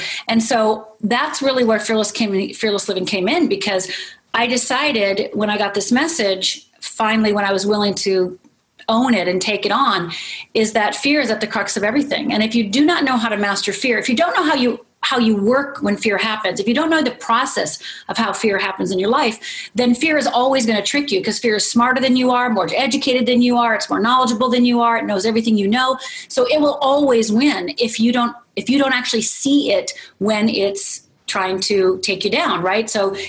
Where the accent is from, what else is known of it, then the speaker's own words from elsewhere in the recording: Northern Minnesota, United States; I'm from Northern Minnesota. It's like, I'm from a little tiny town, you know?